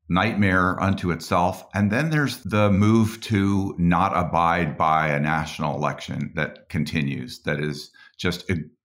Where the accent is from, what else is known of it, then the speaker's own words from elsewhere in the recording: Boulder, Colorado, United States; I grew up in Colorado